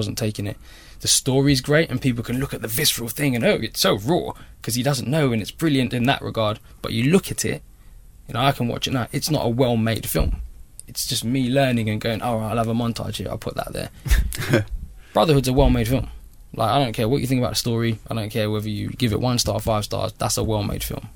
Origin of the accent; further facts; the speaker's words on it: London, United Kingdom; when I grew up in Labrick Grove, it was not fun